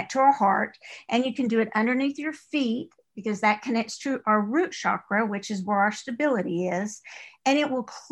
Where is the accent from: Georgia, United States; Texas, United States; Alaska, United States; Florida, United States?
Texas, United States; East; accent: East Texas; my East Texas accent